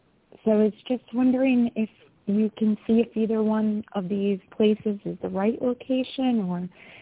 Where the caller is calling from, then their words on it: New York, United States; I'm calling from New York.